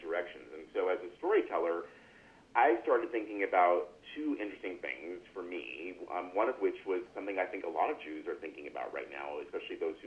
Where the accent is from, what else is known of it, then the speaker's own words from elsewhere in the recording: Los Angeles, California, United States; moved away as an adult; now in San Francisco, United States; I really did not know other kids in my immediate milieu of growing up in Los Angeles